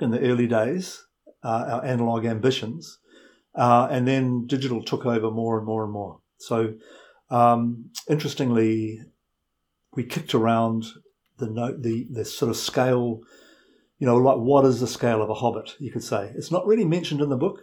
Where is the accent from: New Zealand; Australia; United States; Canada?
New Zealand; also born or lived in London; I am a New Zealander